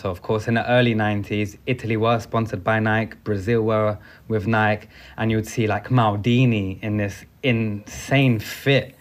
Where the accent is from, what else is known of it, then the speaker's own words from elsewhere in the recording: London, United Kingdom; Being a Londoner